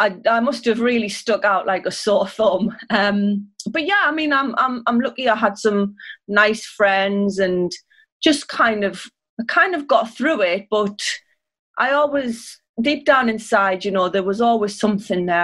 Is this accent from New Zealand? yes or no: no; Sunderland, North East England, United Kingdom; I grew up in Sunderland, which is in the northeast